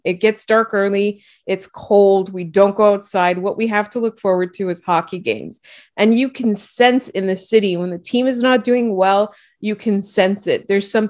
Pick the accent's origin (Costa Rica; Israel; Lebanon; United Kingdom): Lebanon; And I, as a Lebanese person, like a one, and I grew up in the Middle East, I can 100% vouch for their shawarma.